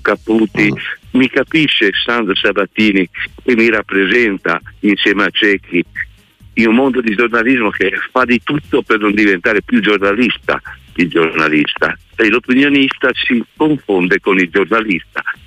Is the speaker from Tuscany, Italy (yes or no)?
yes; Tuscany, Italy; now in La Spezia, Italy; siamo coetanei, siamo toscani